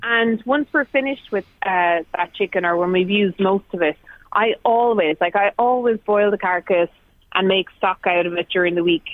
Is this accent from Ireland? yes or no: yes; Tipperary, Munster, Ireland; I grew up in Tipperary